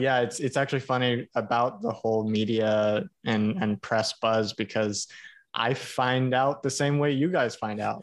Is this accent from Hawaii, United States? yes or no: yes; Hawaii, United States; I grew up in Hawaii.